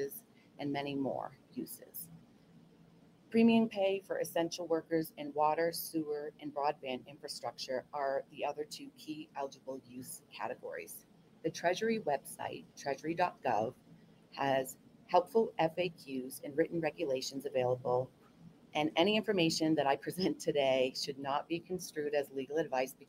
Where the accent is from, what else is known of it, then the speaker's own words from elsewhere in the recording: Indian Island, Maine, United States; as a child growing up on Indian Island in Maine